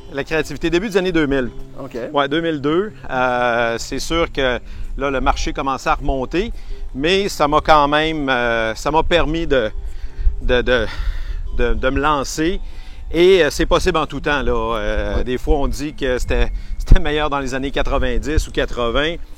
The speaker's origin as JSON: {"language": "French", "town": "Quebec City", "region": "Quebec", "country": "Canada", "said": "Je suis de Québec"}